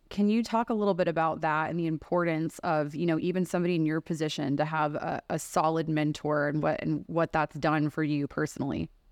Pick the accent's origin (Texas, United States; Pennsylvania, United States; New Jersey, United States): Texas, United States; I grew up in Texas where we're going to, like, you know, deer camps